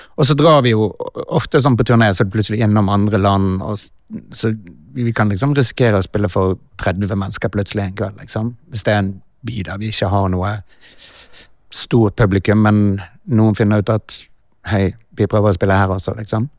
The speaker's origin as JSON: {"language": "Norwegian", "country": "Norway", "said": "Vi er fra Norge"}